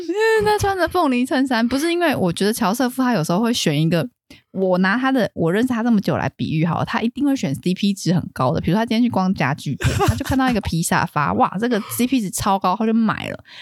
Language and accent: Chinese; Taiwan; 我们台湾人都有去过那种有一些婶婶阿姨家